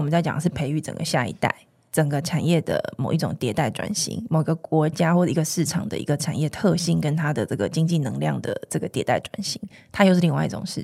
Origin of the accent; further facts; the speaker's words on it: Taiwan; 我们的生长的这个地方，我们的故乡